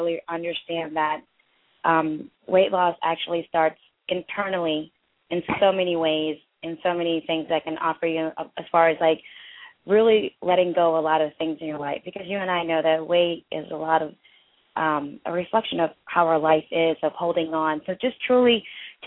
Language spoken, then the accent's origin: English; India; I'm from India.